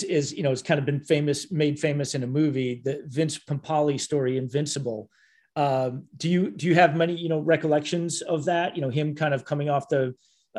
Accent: Minnesota, United States; I'm from Minnesota

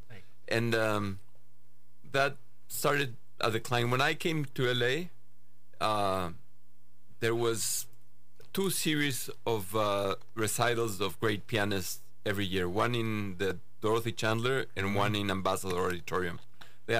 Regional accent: Mexico; I was born in Mexico.

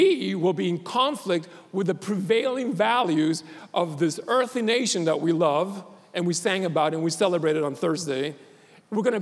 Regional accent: Puerto Rico; I was born in Puerto Rico

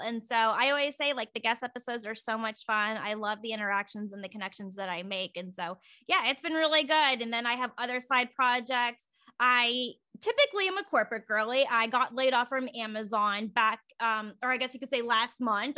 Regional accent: Virginia, United States; now in Oregon, United States; I'm from Virginia, and so, but I, I live in Oregon now

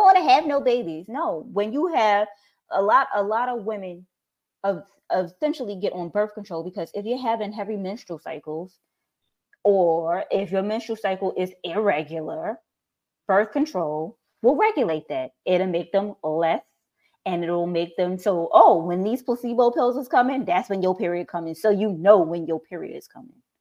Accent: New York, United States; moved away; From New York.

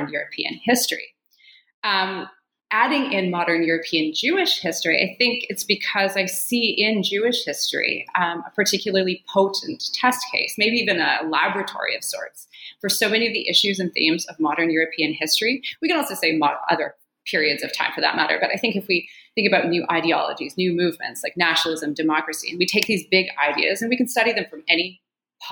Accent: Calgary, Alberta, Canada; moved away as an adult; also born or lived in Toronto / Madison, Wisconsin; now in Jerusalem, Israel; I was born and raised in Calgary

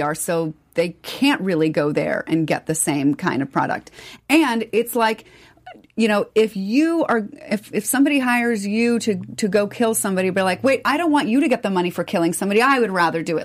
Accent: United States; as American people

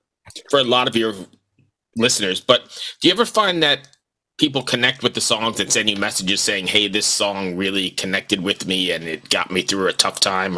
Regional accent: United States; accent: American; my American accent.

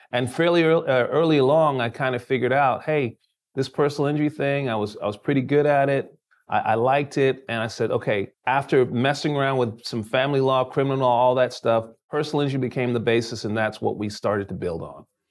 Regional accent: London, United Kingdom; now in United States; I was born in London, England

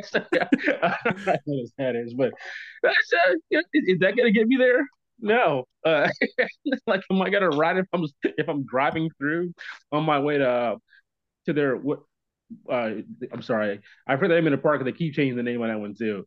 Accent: Kennett, Missouri, United States; I was born in Kennett, Missouri.

